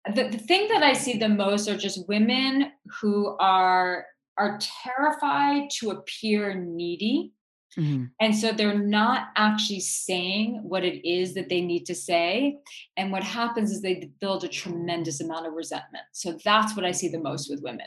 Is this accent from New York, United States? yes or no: yes; New York City, New York, United States; Like I grew up in New York City. I born and raised Manhattanite